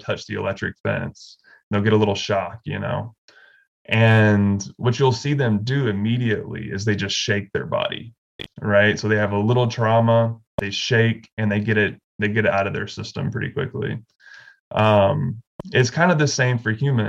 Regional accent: Alabama, United States; also born or lived in Bay Area, California; now in Western North Carolina, United States; I grew up in the Southeast in Alabama

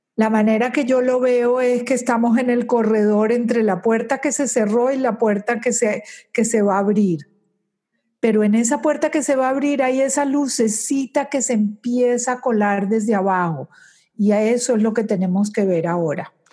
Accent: Colombia; moved away as an adult; now in Aventura, United States; Nací en Colombia, me casé en Colombia, tuve mis hijos en Colombia y tenía una compañía por 20 años de cosméticos

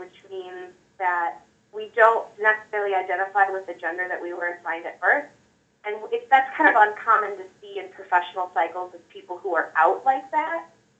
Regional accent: Michigan, United States; I'm from Michigan.

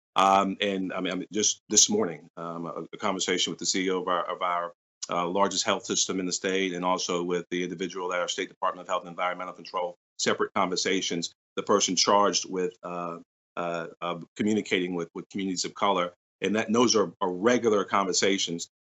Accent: New York City, New York, United States; now in Columbia, United States; I grew up in South Jamaica, Queens

